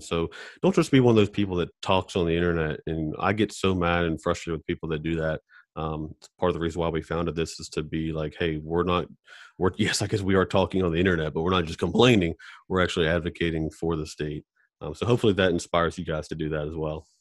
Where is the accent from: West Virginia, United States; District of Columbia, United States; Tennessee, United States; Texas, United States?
West Virginia, United States; Charleston; we're all from Charleston